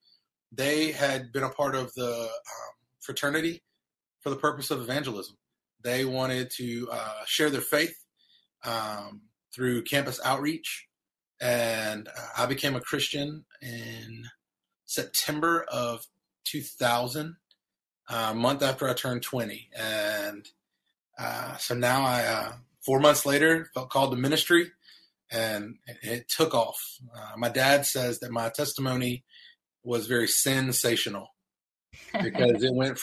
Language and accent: English; North Carolina, United States; moved away as an adult; also born or lived in Ohio; I'm from the South. I'm from North Carolina